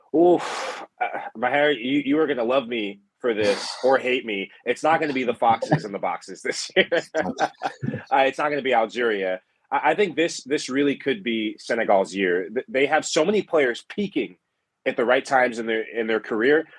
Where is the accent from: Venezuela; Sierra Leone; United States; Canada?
Sierra Leone; my home country, Sierra Leone